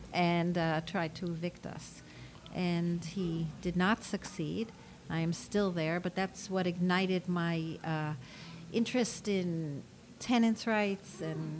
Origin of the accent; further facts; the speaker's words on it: New York City, New York, United States; I grew up at 93rd in Amsterdam.